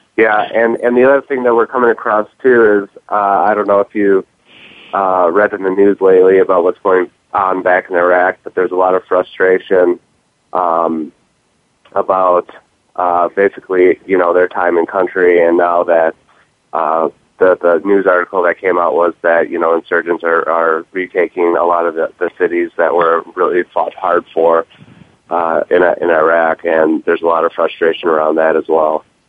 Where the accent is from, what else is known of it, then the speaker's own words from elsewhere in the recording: Milwaukee, Wisconsin, United States; back home in uh, Milwaukee